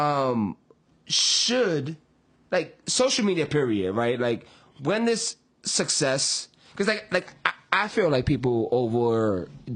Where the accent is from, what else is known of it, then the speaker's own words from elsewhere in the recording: New York City, New York, United States; I was born in Manhattan